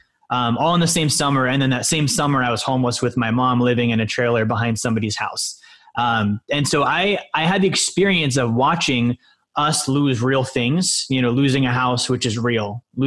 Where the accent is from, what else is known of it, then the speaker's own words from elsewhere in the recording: Alaska, United States; also born or lived in Montana; I was born in Montana, and then my dad, he was military. So we moved up to Alaska when I was about five.